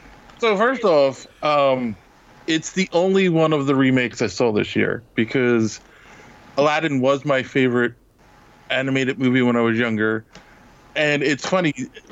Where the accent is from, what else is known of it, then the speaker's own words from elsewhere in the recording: Philadelphia, Pennsylvania, United States; I'm from Philly